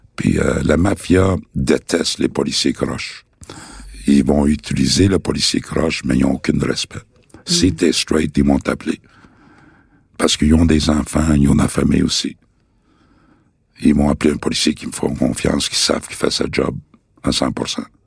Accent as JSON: {"language": "French", "town": "Montreal", "region": "Quebec", "country": "Canada", "tie": "born or raised there", "said": "je viens de Saint-Henri, de saint henri point Pointe-Saint-Charles. C'est là vraiment que j'ai connu le, le crime organisé. Quand j'étais jeune"}